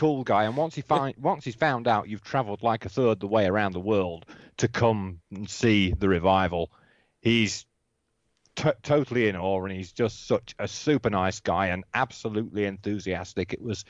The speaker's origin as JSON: {"language": "English", "region": "England", "country": "United Kingdom", "said": "speaking as an Englishman"}